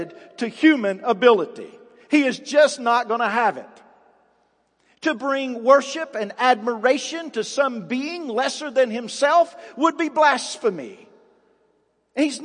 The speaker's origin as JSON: {"language": "English", "country": "United States", "tie": "born or raised there", "said": "I'm from Hines Creek Road"}